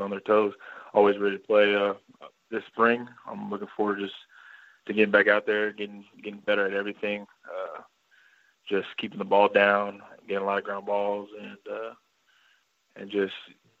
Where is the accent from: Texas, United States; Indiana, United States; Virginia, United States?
Texas, United States; Kennedale; I grew up in Kennedale, Texas. It's about 10 miles from Fort Worth.